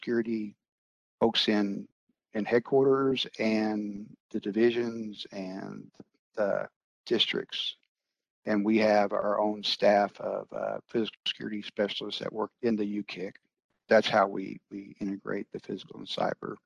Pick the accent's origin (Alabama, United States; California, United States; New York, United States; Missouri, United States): Missouri, United States; Branson; moved away as an adult; also born or lived in Denver, Colorado; I grew up in Branson, Missouri, and moved away for several years